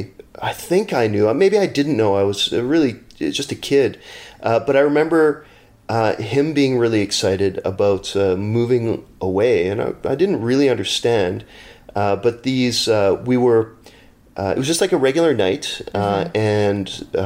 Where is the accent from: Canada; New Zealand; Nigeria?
Canada; Winnipeg, Manitoba; I grew up in Winnipeg